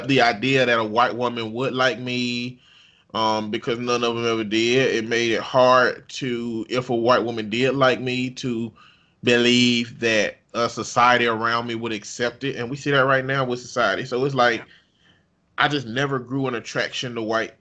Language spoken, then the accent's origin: English; the South, United States; growing up in the South